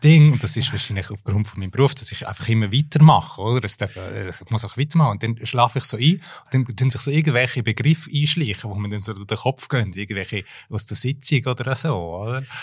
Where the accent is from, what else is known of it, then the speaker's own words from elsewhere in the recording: Graubünden, Switzerland; first language German; moved away; also born or lived in United States; aus meiner Heimatregion Graubünden